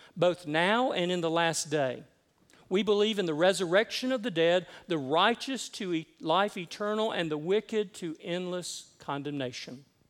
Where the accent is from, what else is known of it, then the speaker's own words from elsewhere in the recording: Decatur, Georgia, United States; also born or lived in Cherokee County, Georgia; I grew up at Columbia Drive Methodist in Decatur, where I was confirmed